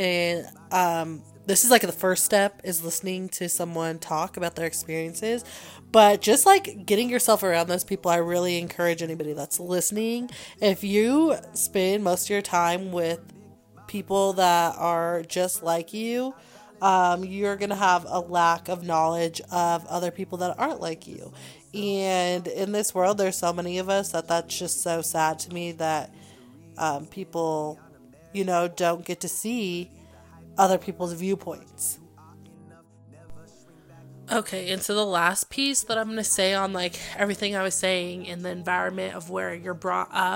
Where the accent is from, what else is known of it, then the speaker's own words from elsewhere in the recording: Arvada, Colorado, United States; growing up in Arvada and going around that neighborhood